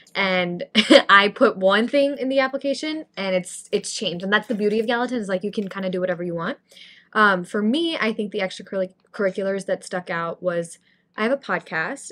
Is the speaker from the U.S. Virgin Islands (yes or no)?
no; India; now in New York, United States; I grew up in India, so having a South Asian community is really important to me